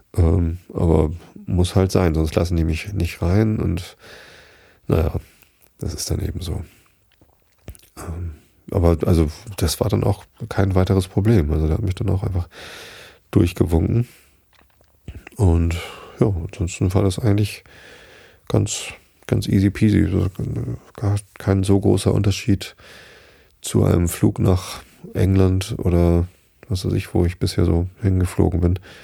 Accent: Hamburg, Germany; bei uns in Hamburg

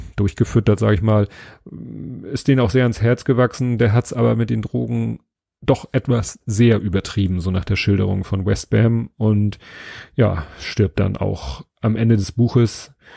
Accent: Hamburg, Germany; innerhalb von Stalzhoop, wo ich aufgewachsen bin

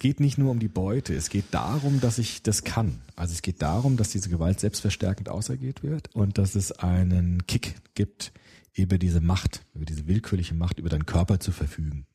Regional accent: Frankfurt, Hesse, Germany; Ich bin ja auch in Rödelheim aufgewachsen

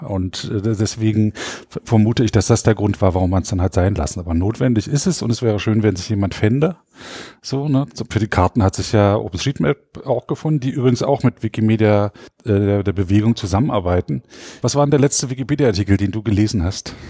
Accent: Frankfurt, Brandenburg, Germany; Frankfurt-Oder. Das ist die Stadt, wo ich aufgewachsen bin

